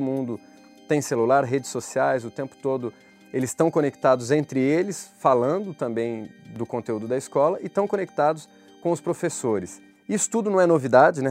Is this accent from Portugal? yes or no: no; Minas Gerais, Brazil; quando eu era criança, me lembro em Minas Gerais